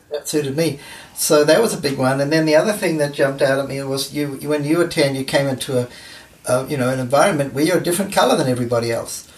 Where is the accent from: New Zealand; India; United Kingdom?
New Zealand; moved away; I grew up in New Zealand.